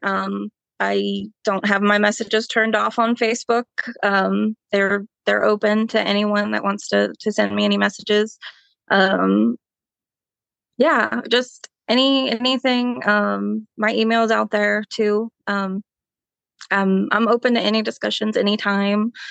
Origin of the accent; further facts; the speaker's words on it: Belmont, North Carolina, United States; I have really, um, grown up in Belmont